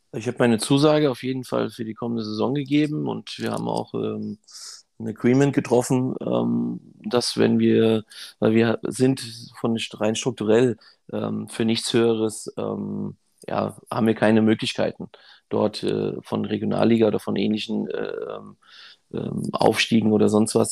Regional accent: Frankfurt, Hesse, Germany; ich bin auch hier in Frankfurt aufgewachsen

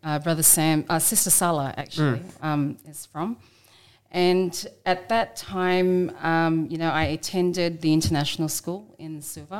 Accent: Sydney, New South Wales, Australia; also born or lived in Maitland, New South Wales / Fiji; We grew up in the inner west suburbs of Sydney

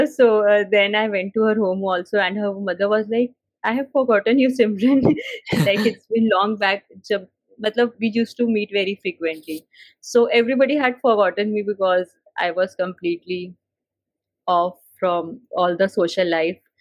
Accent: Delhi, India; I'm born and brought up in Delhi

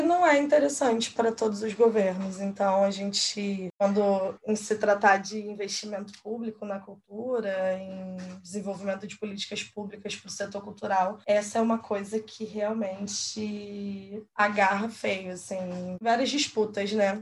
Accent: Rio de Janeiro, Brazil; que é da Zona Oeste, eu sou aqui de Guaratiba

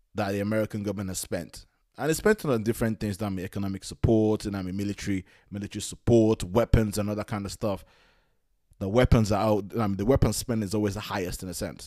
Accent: London, United Kingdom; as a Nigerian that was born in London, but, like, but grew up in London

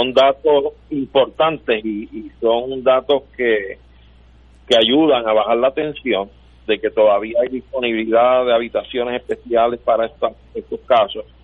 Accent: Puerto Rico; mi nación puertorriqueña

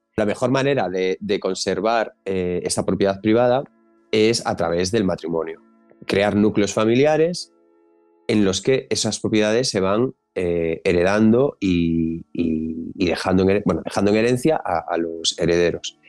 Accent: Galicia, Spain; yo, como buen gallego

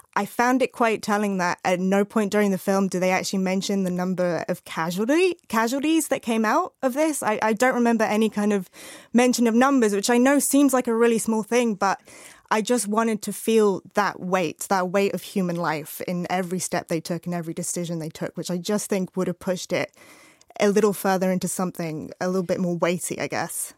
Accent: Arizona, United States; I grew up in Arizona

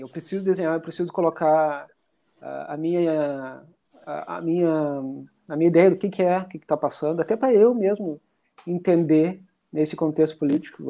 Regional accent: Rosário do Sul, Rio Grande do Sul, Brazil; now in Porto Alegre, Brazil; Eu sou de Rosário do Sul, mas eu moro aqui em Porto Alegre já faz tempo

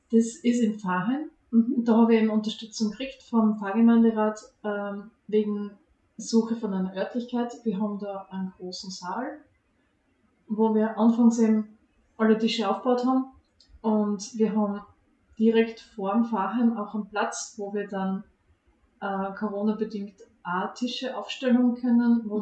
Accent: Hartberg, Styria, Austria; moved away as an adult; now in Premstätten, Austria; Ich bin in Hartberg aufgewachsen

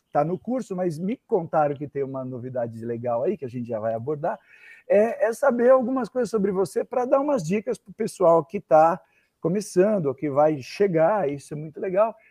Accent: Santo André, São Paulo, Brazil; eu sou de Santo foi, André mesmo.

